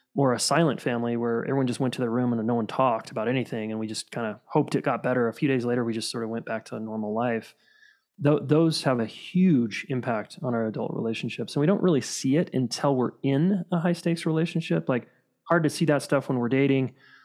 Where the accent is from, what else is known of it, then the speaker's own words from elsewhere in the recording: Salt Lake City, Utah, United States; Born and raised in Salt Lake City.